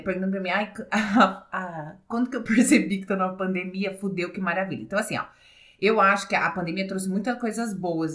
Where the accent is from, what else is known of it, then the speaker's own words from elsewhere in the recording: São Carlos, São Paulo, Brazil; somos de São Carlos